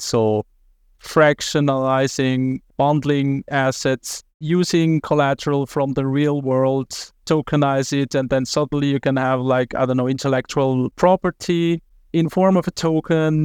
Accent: Zurich, Switzerland; I was raised in Zurich

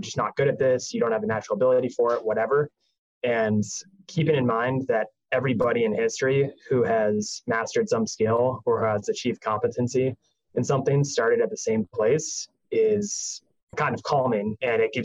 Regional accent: Boston, Massachusetts, United States; moved away as an adult; also born or lived in Manhattan, New York; now in New York, United States; born and raised in Boston for the prior 26 years of my life

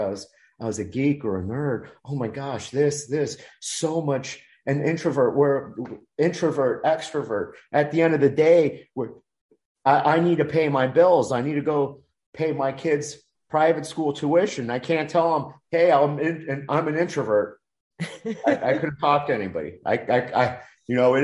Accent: Miami, Florida, United States; I was such an introvert in elementary school, Dade County Public School System, Miami, put me in ESOL

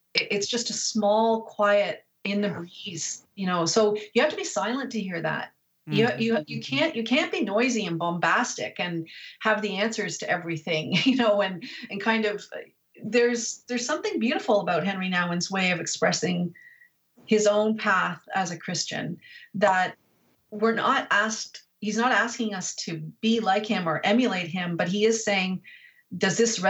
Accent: Canada; I'm Canadian, but in America

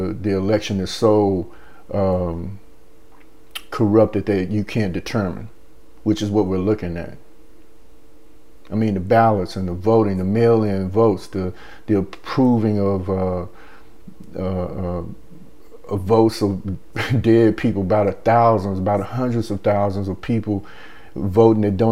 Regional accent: United States; I'm Black American.

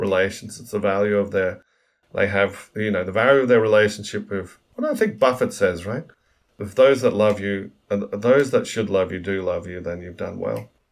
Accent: Australia; moved away as an adult; also born or lived in New York, United States / London, United Kingdom

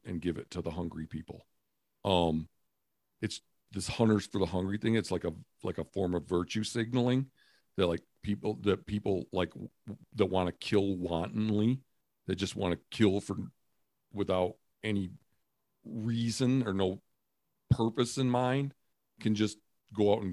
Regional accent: Michigan, United States; I'm from Michigan

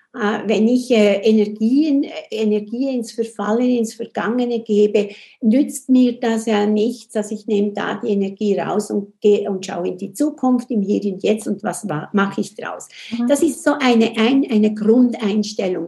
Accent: Switzerland; accent: Swiss; Und ich komme aus der Schweiz, das hört man ja auch

